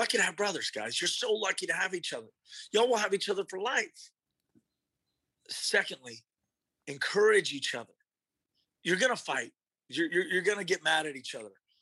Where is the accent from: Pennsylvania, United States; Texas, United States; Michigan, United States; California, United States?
Texas, United States; Austin; growing up in Austin, as my father's son, I just wanted to go to UT